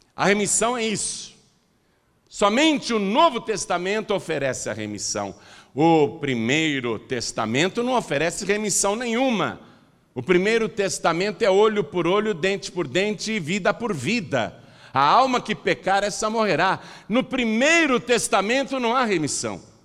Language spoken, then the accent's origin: Portuguese; Piracicaba, São Paulo, Brazil; Eu nasci em casa, lá em Piracicaba